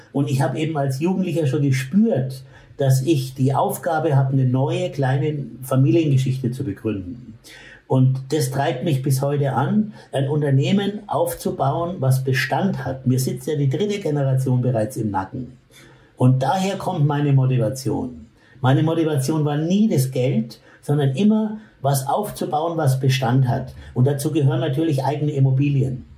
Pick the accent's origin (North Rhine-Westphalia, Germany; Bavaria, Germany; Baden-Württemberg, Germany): Bavaria, Germany; Bamberg; in Bamberg, wo ich aufgewachsen bin